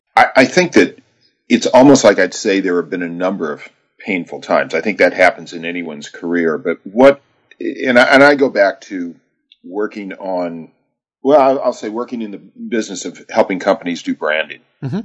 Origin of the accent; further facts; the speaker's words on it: Texas, United States; as a boy, I grew up in Texas